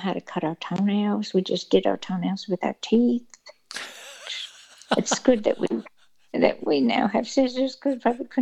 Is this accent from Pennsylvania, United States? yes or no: yes; Carlisle, Pennsylvania, United States; also born or lived in Washington State / Bronx, New York / Rye, New York; we went to a suburb of New York, a commuter suburb called Rye, and we were there between my ages about 4 and 9. Then we went to Carlisle, Pennsylvania